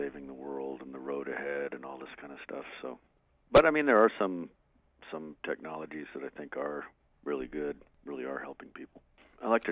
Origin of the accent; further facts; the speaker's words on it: Albuquerque, New Mexico, United States; growing up in Albuquerque